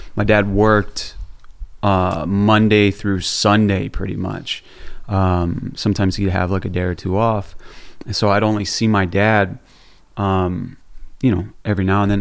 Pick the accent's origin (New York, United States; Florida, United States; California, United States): Florida, United States; Orlando; I grew up in Orlando, Florida.